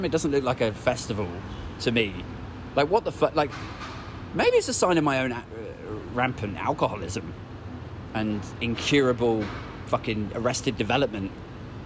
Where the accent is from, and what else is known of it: United Kingdom